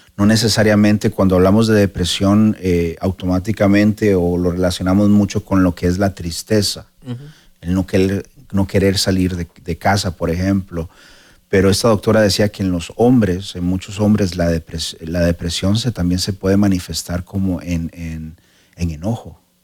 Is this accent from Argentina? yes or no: no; Costa Rica; en Costa Rica, de donde soy yo